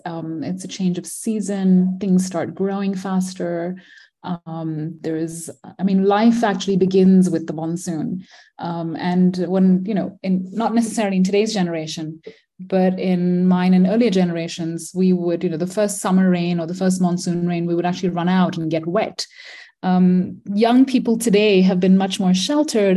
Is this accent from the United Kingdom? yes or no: no; Malaysia; moved away as an adult; also born or lived in India / Manipal, India / Philadelphia, United States; I grew up in Malaysia, born in India, grew up in Malaysia, um, spent all my childhood there